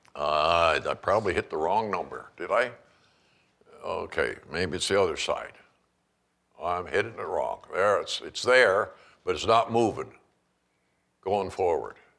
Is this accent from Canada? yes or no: yes; Canada; now in Kalispell, United States; I grew up in Canada